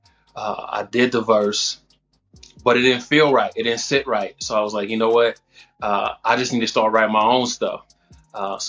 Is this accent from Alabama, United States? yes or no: no; Mount Vernon, New York, United States; now in Missouri, United States; Born and raised in Mount Vernon, New York